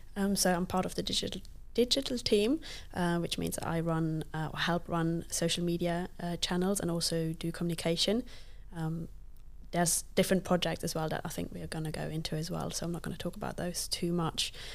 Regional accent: Luxembourg; first language Luxembourgish; English is a second language; now in United Kingdom; I did not grow up in the U K. Um, I'm from Luxembourg, which is, like, one of the smallest countries in the world. And I grew up speaking a language that not very many people speak

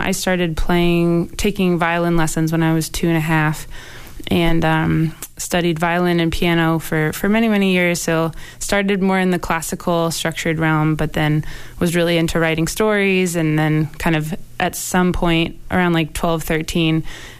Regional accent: Portland, Maine, United States; moved away as an adult; now in Cambridge, United States; I'm originally from Portland, Maine, but I've been living in the Boston area in Cambridge now for 9 years.

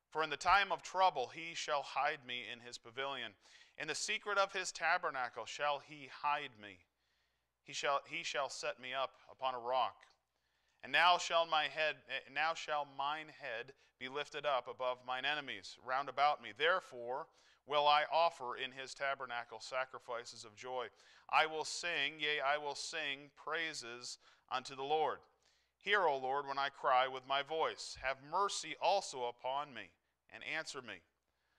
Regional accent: New Hampshire, United States; moved away as an adult; now in Iowa, United States; I grew up in New Hampshire

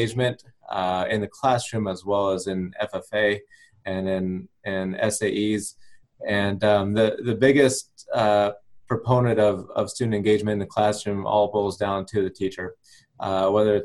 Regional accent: Nebraska, United States; moved away as an adult; also born or lived in Missouri / Florida / Louisiana; now in Virginia, United States; after growing up in Nebraska

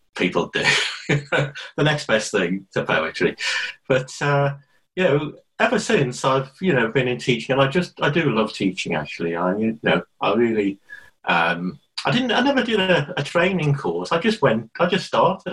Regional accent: Liverpool, North West England, United Kingdom; moved away as an adult; also born or lived in London; I was born in Liverpool, which I, you know, always go on about and always rave about. You know, I went to the same school as Paul McCartney

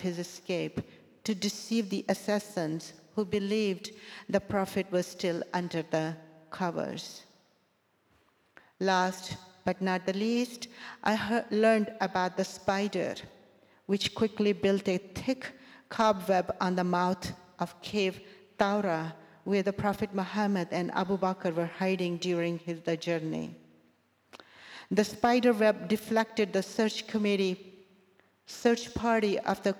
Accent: Sialkot, Punjab, Pakistan; moved away; Growing up in Sialkot, Pakistan, I heard Friday khutbah through the loudspeakers of the local mosque every week

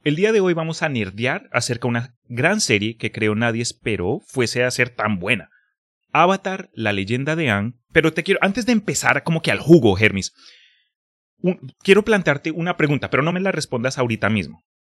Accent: Colombia; now in Texas, United States; crecí en Colombia antes de mudarme acá a Texas

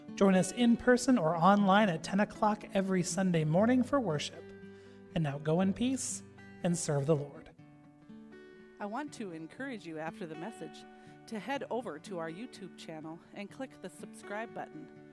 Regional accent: Gregory, South Dakota, United States; about 20 miles west of Gregory, South Dakota, my hometown

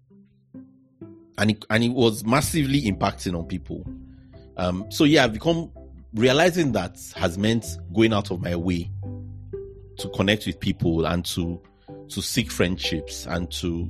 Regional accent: Nigeria; moved away as an adult; now in United Kingdom; growing up in Nigeria

